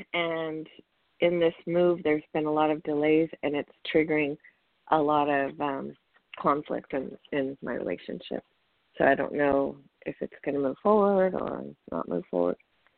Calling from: California, United States; … from California.

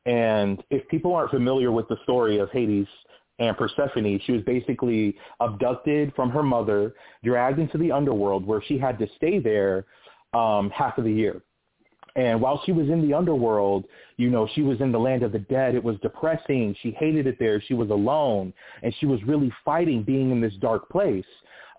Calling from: California, United States; I'm calling from California.

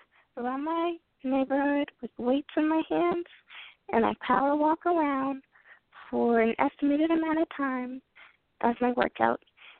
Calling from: Kentucky, United States; I'm calling from Kentucky.

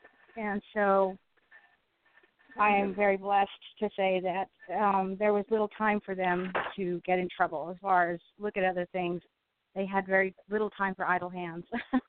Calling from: Southern California, United States; I'm calling from Southern California.

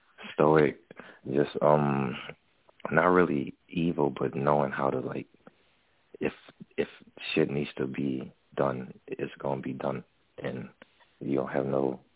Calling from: Texas, United States; I'm calling from Texas.

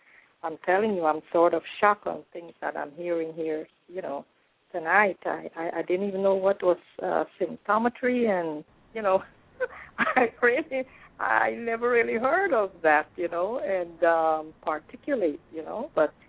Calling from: Florida, United States; Yes. I am calling from Florida.

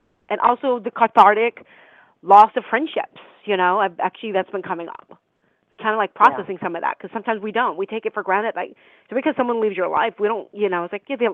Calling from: California, United States

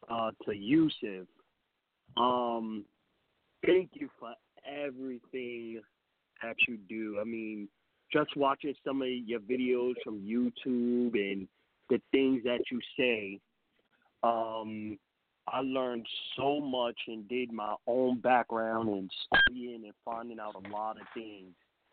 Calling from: New York, United States; Peace. I'm from New York.

